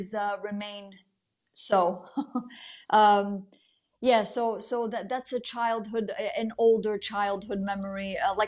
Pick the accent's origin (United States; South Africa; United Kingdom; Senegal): United States; also born or lived in Italy; I'm an Italian American. I was born here, but my parents were born and raised in Italy